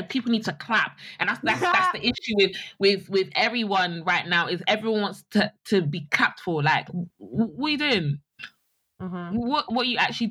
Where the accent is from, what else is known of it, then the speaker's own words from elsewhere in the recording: United Kingdom; we're all British